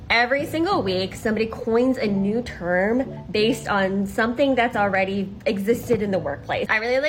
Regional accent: Canada; I'm Canadian

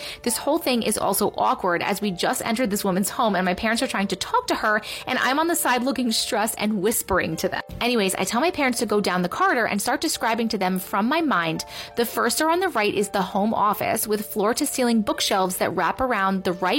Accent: London, United Kingdom; me and my sister's surrogate grandmother growing up in London.

